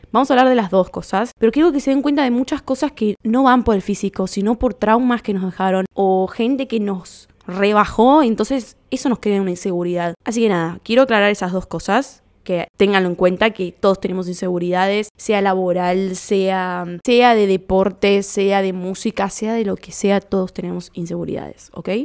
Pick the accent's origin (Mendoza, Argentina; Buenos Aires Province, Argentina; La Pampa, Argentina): Buenos Aires Province, Argentina; Lomas de Zamora; nos juntábamos cuando éramos chicos en Lomas, en la esquina de Starbucks